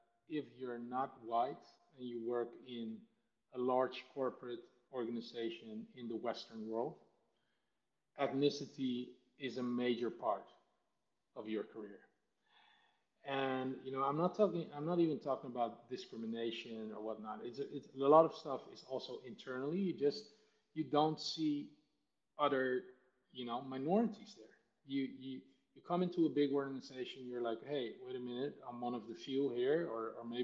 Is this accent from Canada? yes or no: no; Netherlands; also born or lived in Suriname; I grew up in the Netherlands. I was 2 when I moved to the Netherlands.